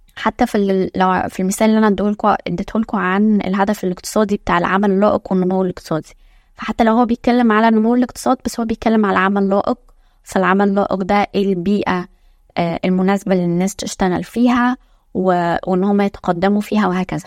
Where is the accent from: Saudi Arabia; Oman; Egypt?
Egypt; إحنا عندنا في مصر